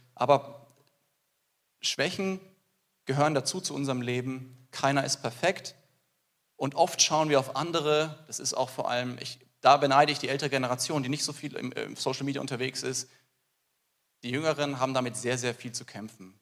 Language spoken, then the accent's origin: German; Germany; bei uns in Deutschland